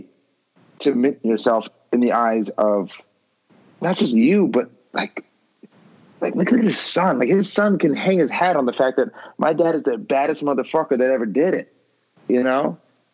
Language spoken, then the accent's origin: English; Beverly Hills, California, United States; We grew up in Beverly Hills together